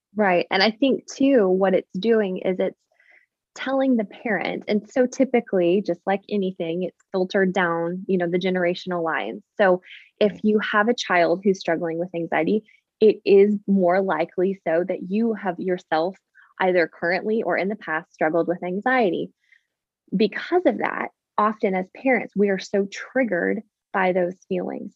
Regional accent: Canada; now in Nashville, United States; I am actually Canadian originally

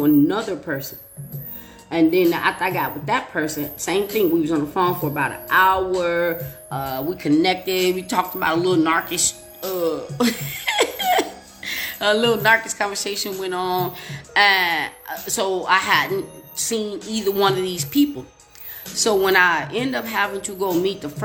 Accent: Chicago, Illinois, United States; moved away; also born or lived in Glendale Heights, Illinois / Aurora, Illinois; And I'm from Chicago.

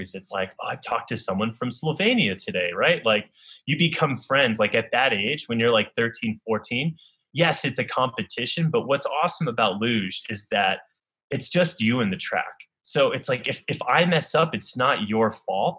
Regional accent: Northern New York, United States; growing up in Northern New York

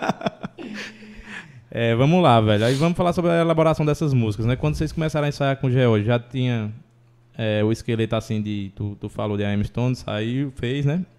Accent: Brejo, Ceará, Brazil; eu sou do Brejo, né?

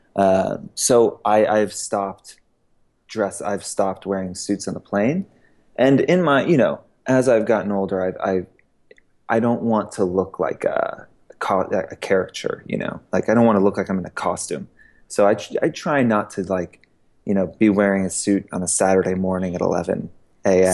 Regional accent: Georgia, United States; also born or lived in Queens, New York / Boston; I grew up in mostly in Georgia.

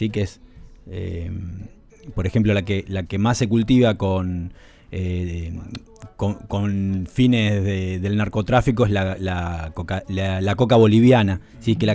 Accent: Argentina; yo soy oriundo de Uribe

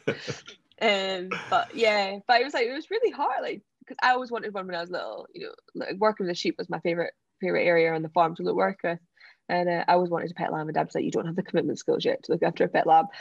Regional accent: Scottish Borders, Scotland, United Kingdom; where I was brought up in the Scottish borders

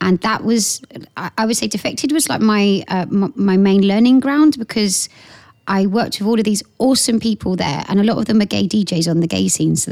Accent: Portsmouth, South East England, United Kingdom; moved away as an adult; also born or lived in London; I come from Portsmouth, so I was working in Portsmouth

